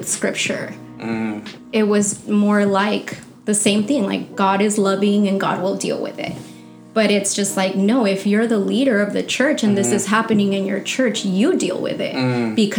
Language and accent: English; Santa Ana, California, United States; I'm actually from Santa Ana.